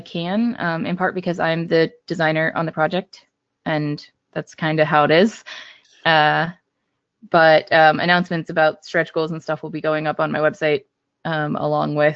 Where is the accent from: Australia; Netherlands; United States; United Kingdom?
United States; Brookville; growing up in Brookville area, like where I spent a lot of my childhood